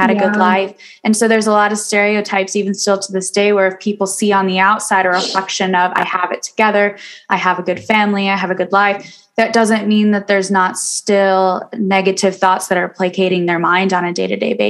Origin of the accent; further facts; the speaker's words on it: Kalamazoo, Michigan, United States; my hometown